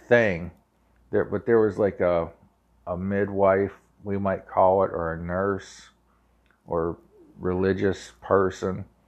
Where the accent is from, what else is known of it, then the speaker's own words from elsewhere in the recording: Ohio Valley, United States; accent: Ohio Valley; my Ohio Valley accent